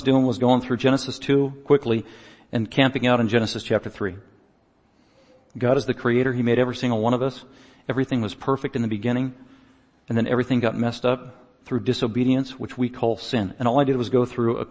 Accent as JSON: {"language": "English", "country": "United States", "said": "I was from America"}